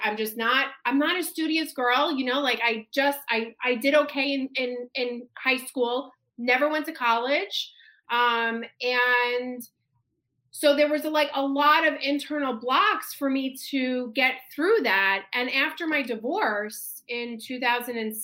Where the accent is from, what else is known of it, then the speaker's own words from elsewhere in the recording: New York, United States; I am a New Yorker through and through